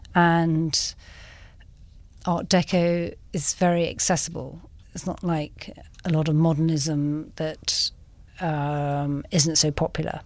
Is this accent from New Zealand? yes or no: no; England, United Kingdom; moved away as an adult; now in Cape Town, South Africa; I'm from England